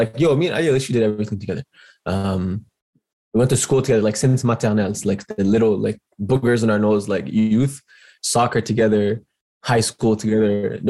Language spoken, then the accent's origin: English; Toronto, Ontario, Canada; I'm born and raised in Etobicoke, lived here my whole life, still living here. Went to school in Etobicoke. I think the only time that I left Etobicoke was when I went to high school, and our high school was in Brampton.